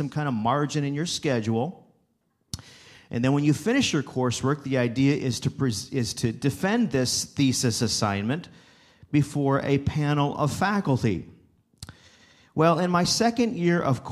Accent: Wauseon, Ohio, United States; also born or lived in Abilene, Texas; Northwest Ohio is where I landed. In fact, that's my area where I grew up. I came back to my hometown of Wauseon, Ohio

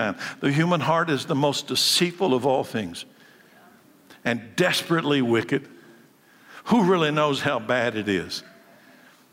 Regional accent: Frankfort, Kentucky, United States; I was born a boy, a male, in Frankfort, Kentucky, in 1956

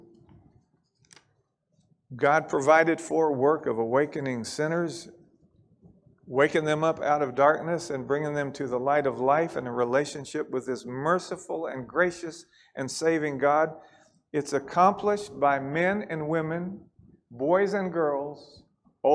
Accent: Kentucky, United States; we're from Kentucky

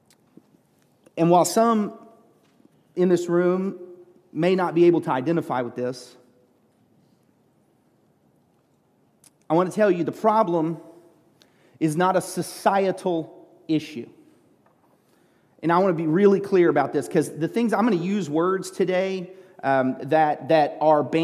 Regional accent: United States; I was a pastor from America

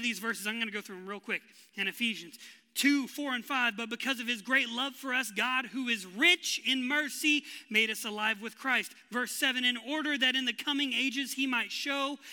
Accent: West Texas, United States; I was born and raised in West Texas

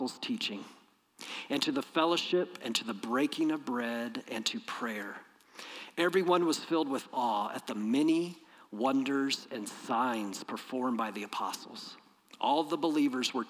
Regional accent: Peoria, Illinois, United States; growing up in Peoria, Illinois, in my church

